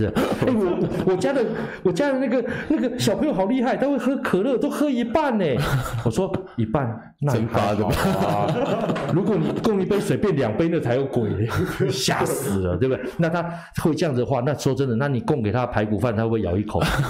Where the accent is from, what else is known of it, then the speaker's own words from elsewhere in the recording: Thailand; 所以我们泰国人都会抢外抢外国人的